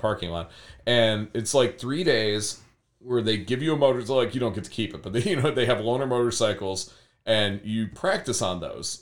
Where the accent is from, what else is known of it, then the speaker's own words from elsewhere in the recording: Berea, Ohio, United States; also born or lived in Fairview Park, Ohio; I was born in Fairview Park, which is super west side. And then I grew up in Berea